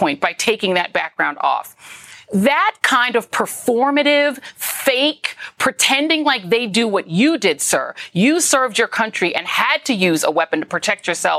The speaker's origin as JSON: {"language": "English", "region": "Colorado", "country": "United States", "tie": "born or raised there", "moved": "yes", "said": "I grew up in Colorado"}